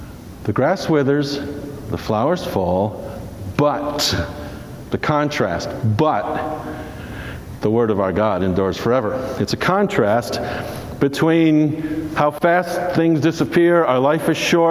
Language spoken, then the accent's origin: English; New Jersey, United States; I grew up in New Jersey